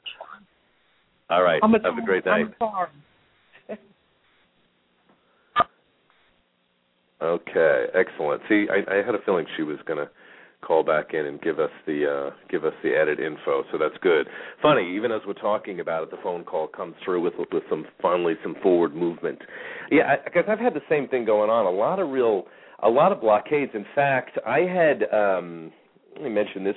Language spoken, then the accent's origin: English; New York, United States; moved away; I'm from New York originally